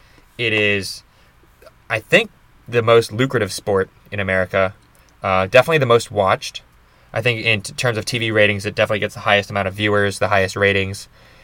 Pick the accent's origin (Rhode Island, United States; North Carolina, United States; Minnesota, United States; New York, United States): Rhode Island, United States; born there; I was born in Rhode Island, and I can claim New England birthright.